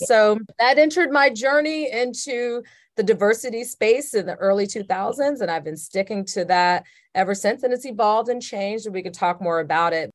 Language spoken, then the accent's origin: English; Atlanta, Georgia, United States; I grew up in Atlanta, Georgia in the seventies and eighties